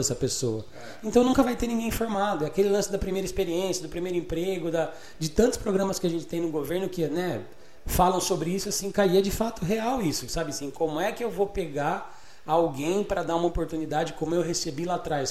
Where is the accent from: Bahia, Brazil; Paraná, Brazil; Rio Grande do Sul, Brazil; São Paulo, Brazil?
São Paulo, Brazil; Botucatu; eu nasci em São Paulo, né? na Bela Vista, eu vim para Botucatu em 1989